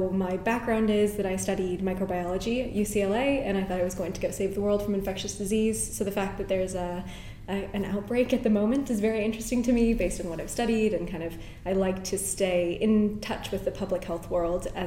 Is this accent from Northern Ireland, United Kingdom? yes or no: yes; Northern Ireland, United Kingdom; also born or lived in New York; now in London, United Kingdom; I had two cousins living here, again, growing up in Northern Ireland. I'm a British citizen, so I was able to move here